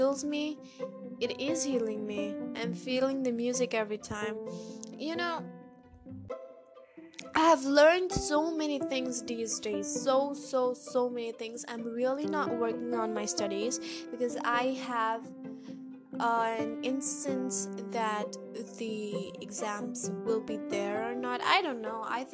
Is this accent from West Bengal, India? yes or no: no; Karnataka, India; accent: Indian; English is a second language; my American accent is getting down to an Indian accent, because no one around here talks to me in English